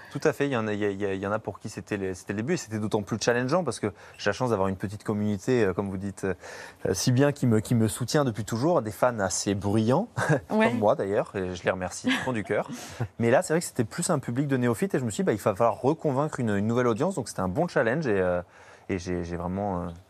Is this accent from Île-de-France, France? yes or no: no; Bourges, Centre-Val de Loire, France; j'ai fait mes débuts à Bourges, en fait, dans ma ville natale.